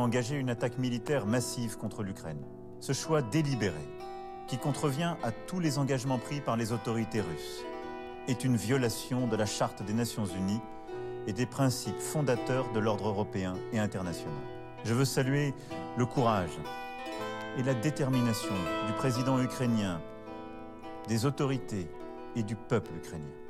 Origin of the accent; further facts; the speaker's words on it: Brest, Brittany, France; je viens de Brest, en France